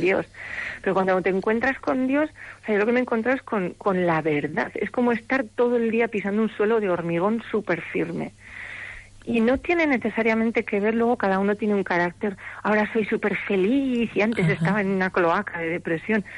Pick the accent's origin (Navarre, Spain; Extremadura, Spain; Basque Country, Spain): Navarre, Spain; yo soy navarra, los navarros somos así como secos